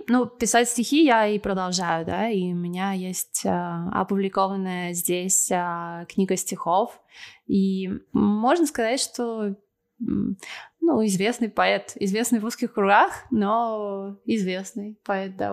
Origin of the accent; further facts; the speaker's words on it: Russia; moved away as an adult; also born or lived in Moscow, Russia; now in Argentina; душа у меня русская